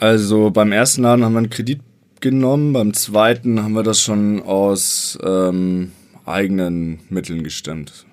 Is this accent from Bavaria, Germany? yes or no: yes; Bavaria, Germany; Wir kommen beide aus Bayern.